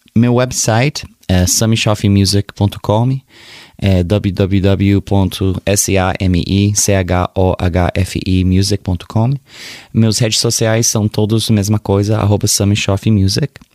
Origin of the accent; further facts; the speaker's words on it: Sacramento, California, United States; Portuguese is a second language; Meu pai era brasileiro, mas eu nasci em Sacramento, Califórnia